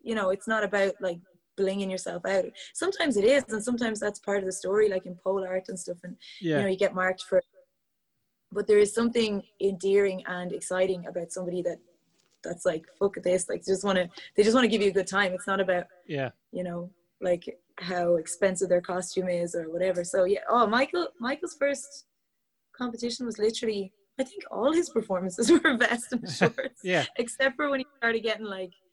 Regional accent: Portlaoise, Leinster, Ireland; I'm from Portlaoise, and there were no dance classes back then, really, in Portlaoise

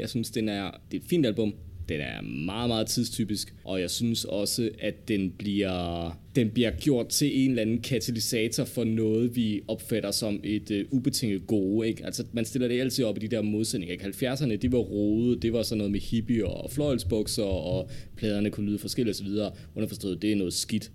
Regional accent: Denmark; vi som danskere har behov for

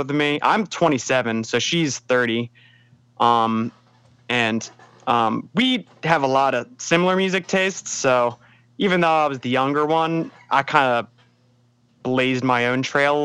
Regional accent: Pike Creek, Delaware, United States; I am from Wilmington, Delaware, a little bit more specifically Pike Creek, Delaware

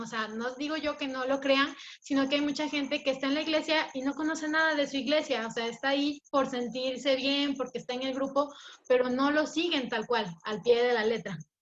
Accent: Ecuador; moved away as an adult; now in Mexico; soy ecuatoriana

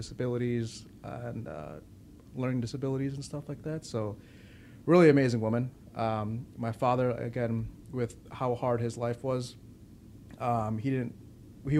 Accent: Chicago, Illinois, United States; also born or lived in Winnetka, Illinois; I was raised in the north side of Chicago

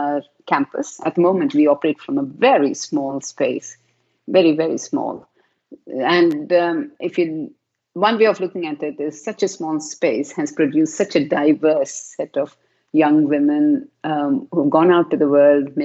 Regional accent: South India, India; moved away as an adult; now in United Kingdom; I was raised in a very traditional South Indian culture myself

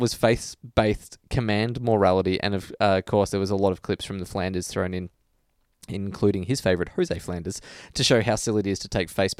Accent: Australia; you're like legally obligated to say that as an Australian.

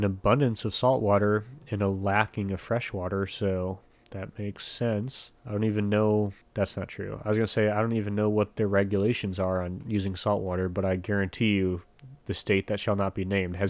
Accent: United States; I'm an American.

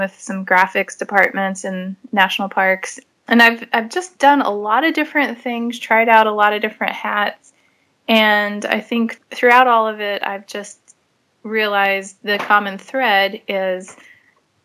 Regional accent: Amarillo, Texas, United States; moved away as an adult; I grew up in Amarillo, which is the High Plains area

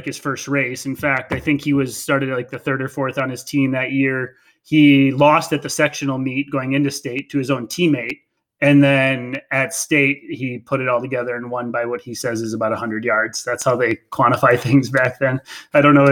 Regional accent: Green Bay, Wisconsin, United States; I'm from Green Bay, Wisconsin

